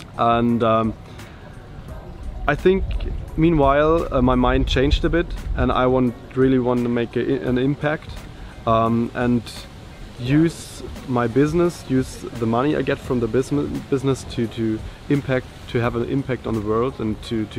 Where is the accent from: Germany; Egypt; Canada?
Germany; I'm from Germany.